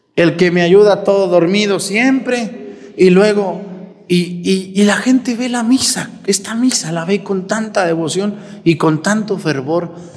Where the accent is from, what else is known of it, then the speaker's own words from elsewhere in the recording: Mexticacán, Jalisco, Mexico; moved away; mi pueblo, Mextecacán